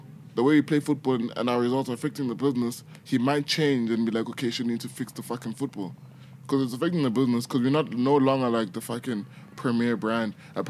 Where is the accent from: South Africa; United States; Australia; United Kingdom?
South Africa; also born or lived in Nigeria; yeah, I grew up in South Africa, I never played for South Africa.